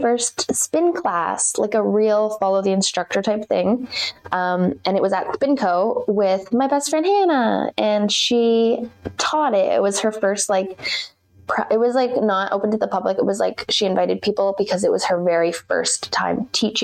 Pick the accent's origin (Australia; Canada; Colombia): Canada; Muskoka, Ontario; moved away; my hometown, of Muskoka